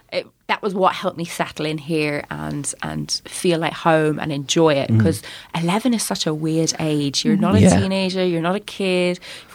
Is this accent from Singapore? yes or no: no; London, United Kingdom; So I grew up in London, hence the accent. And we lived in this like quite horrid old council house